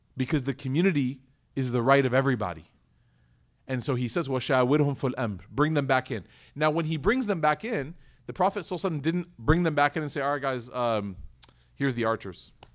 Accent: Chicago, Illinois, United States; now in Dallas, United States; I was born and raised in Chicago.

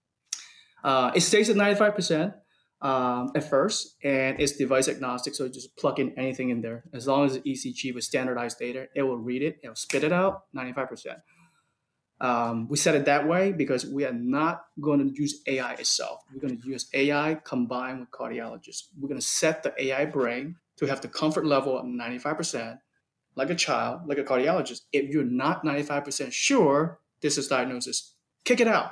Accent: United States; I'm American

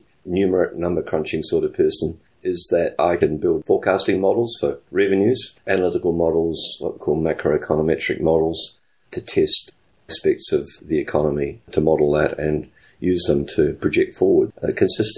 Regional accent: Christchurch, Canterbury, New Zealand; moved away as an adult; also born or lived in Canada / United Kingdom; I'm from New Zealand. I was born in Christchurch. I spent the first 24 years of my life there, where I was at school and university

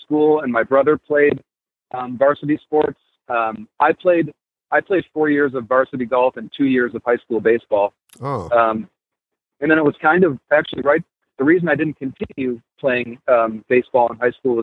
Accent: Buffalo, New York, United States; moved away as an adult; now in Philadelphia, United States; I was born in Buffalo, New York

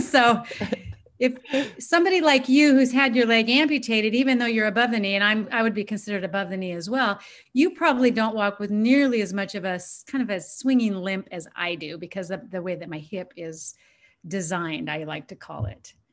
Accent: Washington, United States; I grew up in the Northwest, Washington State.

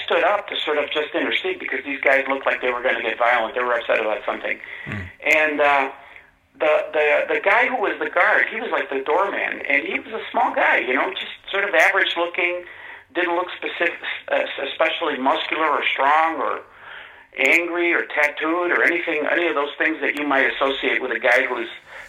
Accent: Detroit, Michigan, United States; also born or lived in Mexico; I was born in Mexico originally and came here as a young boy. I was about 9 or 10 when I came here, and we settled in Michigan. Specifically, we settled in Detroit.

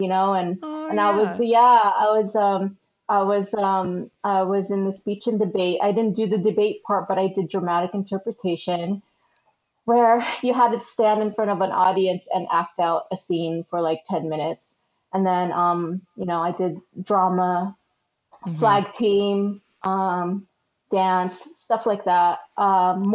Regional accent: San Diego, California, United States; also born or lived in Philippines / Arizona; now in Los Angeles, United States; I was born in the Philippines and then we moved out here in the late 80s. So we first moved to Arizona and then we lived there for a few years, but then we moved to the San Diego area, which is where I grew up

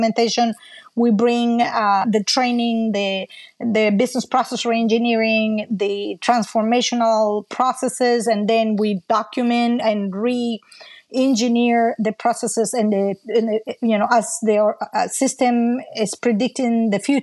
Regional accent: Venezuela; English is a second language; moved away as an adult; also born or lived in Colombia; now in United States; So I entered Venezuela basically as a war refugee. And I grew up in Venezuela with my mom.

